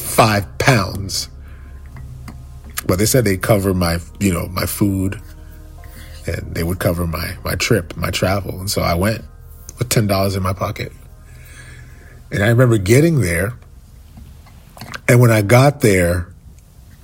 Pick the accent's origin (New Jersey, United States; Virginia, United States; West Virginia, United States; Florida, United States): Florida, United States; Fort Lauderdale; I'm from Fort Lauderdale